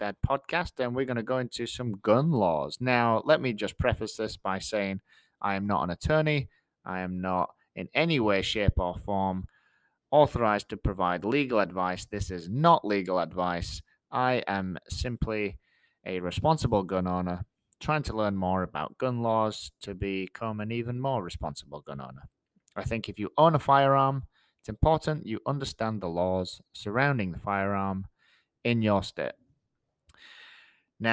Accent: England, United Kingdom; now in Georgia, United States; I'm from England

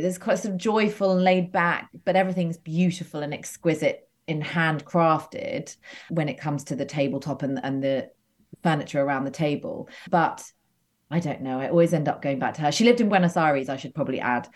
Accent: United Kingdom; also born or lived in Los Angeles; now in London, United Kingdom; I grew up uh, just outside London. So, but, but pretty rural.

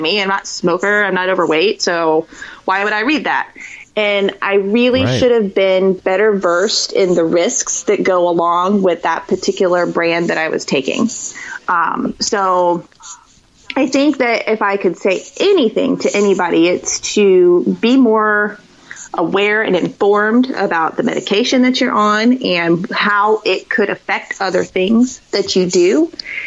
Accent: Florida, United States; I'm from Florida. I grew up in Florida.

